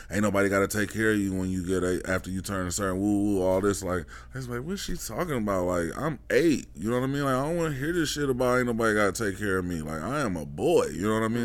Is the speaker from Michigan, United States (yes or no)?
yes; Detroit, Michigan, United States; moved away; growing up in Detroit in the nineties